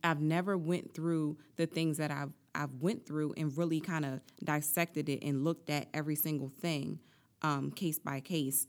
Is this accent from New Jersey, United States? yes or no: yes; Atlantic City, New Jersey, United States; I'm from Atlantic City, born and raised